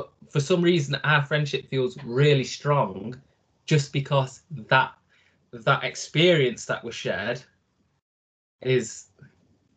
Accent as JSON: {"language": "English", "town": "Nottingham", "region": "East Midlands", "country": "United Kingdom", "tie": "born or raised there", "also_born_or_lived": "Italy / United States", "said": "Also raised in Nottingham. Not born in Nottingham, born in Italy"}